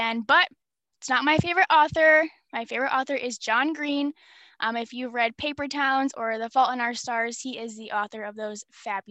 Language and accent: English; Medina, New York, United States; born and raised in Medina, New York, as well as Reed